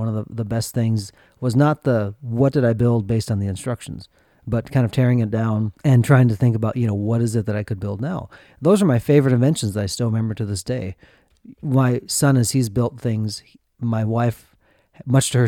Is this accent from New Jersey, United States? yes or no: no; Minnesota, United States; growing up in Minnesota